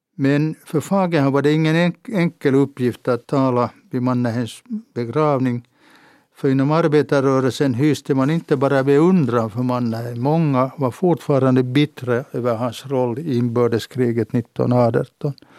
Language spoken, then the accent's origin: Swedish; Helsinki, Uusimaa, Finland; Jag föddes på kvinnokliniken i Helsingfors på våren 1938